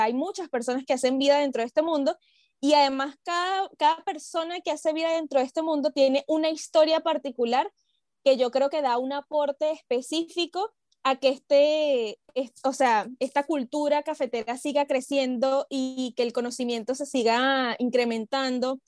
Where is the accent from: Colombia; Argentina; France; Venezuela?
Venezuela; now in Peru; siendo venezolana